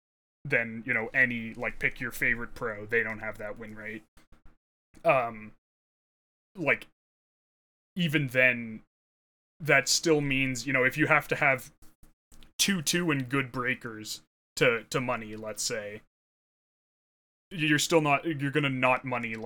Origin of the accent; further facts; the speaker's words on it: Canada; I'm Canadian